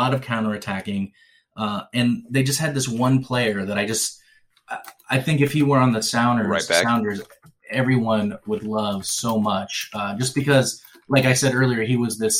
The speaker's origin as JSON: {"language": "English", "town": "Seattle", "region": "Washington", "country": "United States", "said": "I was from Seattle"}